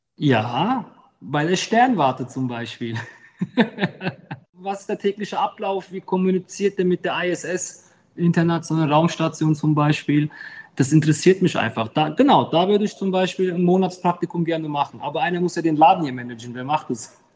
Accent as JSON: {"language": "German", "town": "Griesheim", "region": "Hesse", "country": "Germany", "tie": "born or raised there", "also_born_or_lived": "Heppenheim", "said": "Ich habe einen Migrationshintergrund, aber ich bin kein Migrant. Ich bin hier geboren, voll Blut, Ich kenne die Kultur"}